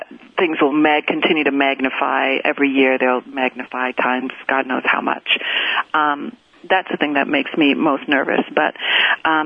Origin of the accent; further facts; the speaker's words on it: Canada; moved away as an adult; also born or lived in United States; now in New York, United States; I was born in Canada, and I've lived here in the U.S. for 20 years now